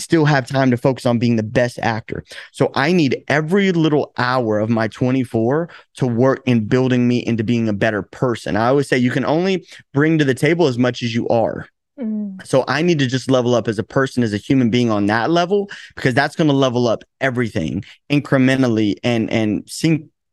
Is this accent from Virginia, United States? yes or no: no; Chattanooga, Tennessee, United States; now in Los Angeles, United States; I'm originally from Tennessee